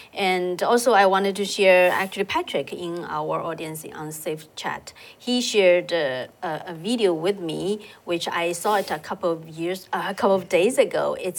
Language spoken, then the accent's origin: English; Shanghai, China; moved away; I came from Shanghai. I still have family members in Shanghai.